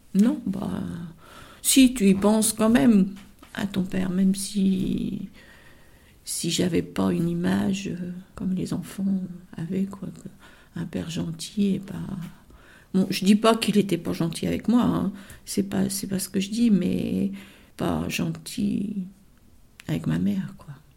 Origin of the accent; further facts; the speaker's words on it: Rouen, Normandy, France; also born or lived in Duclair; je suis née moi à Rouen. Donc euh, après on est, on est descendu euh, à Duclerc